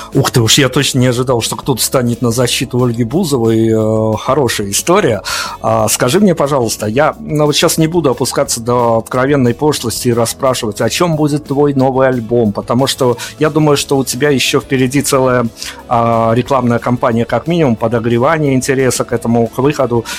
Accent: Belarus; мы белорусы, у которых, э, которых все карантины обходили стороной

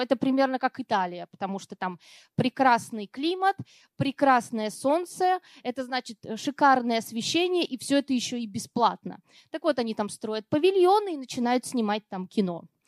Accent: Perm, Perm Krai, Russia; moved away; я родилась в Перми, э, давно уже там не живу, но тем не менее для меня это практически родина

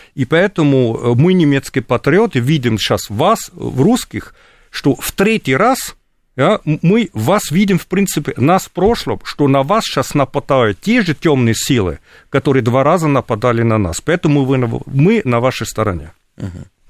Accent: Germany; Russian is a second language; Я сам вырос в РГ, хотя родственники жили в ГДР, потому что отец был беженцем из, э, ГДР до того, как родился

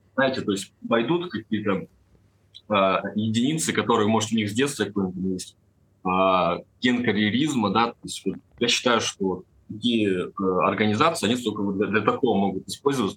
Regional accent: Perm, Perm Krai, Russia; Я сам вообще из Перми

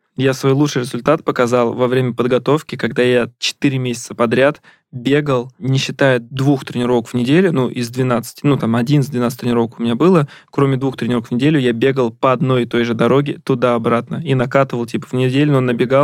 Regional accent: Ramenskoye, Moscow Oblast, Russia; moved away; я сам из Раменского

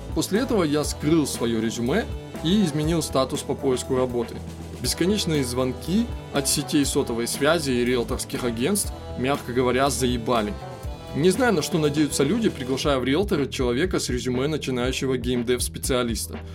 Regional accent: Irkutsk, Irkutsk Oblast, Russia; родной Иркутск

